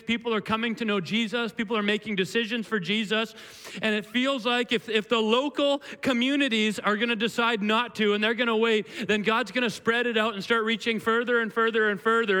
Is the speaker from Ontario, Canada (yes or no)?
no; Williams Lake, British Columbia, Canada; when I was a kid, I grew up in Williams Lake